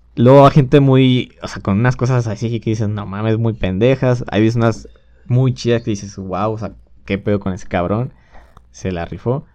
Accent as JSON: {"language": "Spanish", "country": "Mexico", "said": "extrañé de México, de, no estar en mi país"}